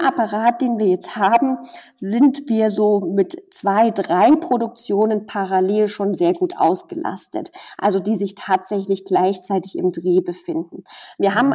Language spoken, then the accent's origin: German; near Chemnitz, Saxony, Germany; moved away; ich komme aus der Nähe von Chemnitz